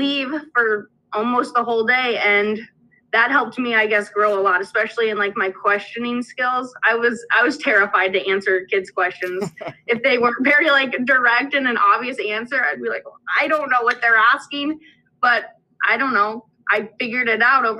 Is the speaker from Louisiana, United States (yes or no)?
no; Pierre, South Dakota, United States; I'm from Pier, like Stephanie is, and I chose to actually come back to Pier to student teach.